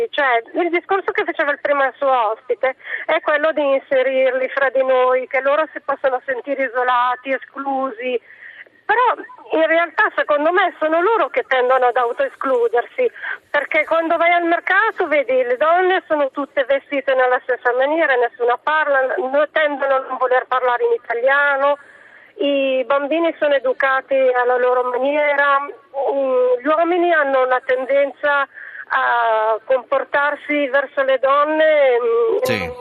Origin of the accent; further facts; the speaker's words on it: Milan, Lombardy, Italy; io sono di Milano e abito in periferia.